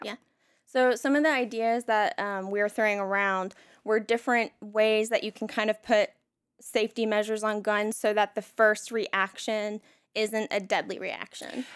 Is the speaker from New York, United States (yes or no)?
no; Elon, North Carolina, United States; I was raised in Elon